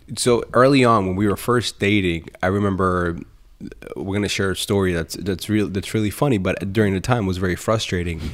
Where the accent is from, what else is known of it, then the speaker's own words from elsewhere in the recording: Colombia; moved away; I come from Columbia in South America